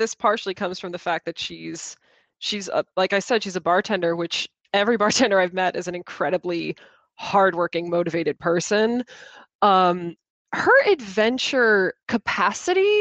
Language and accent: English; Chicago, Illinois, United States; accent: center of America accent; now in Boston, United States; I am originally from Chicago